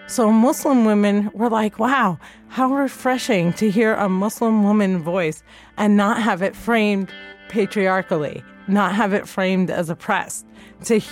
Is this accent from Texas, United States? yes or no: no; New Jersey, United States; I grew up in Jersey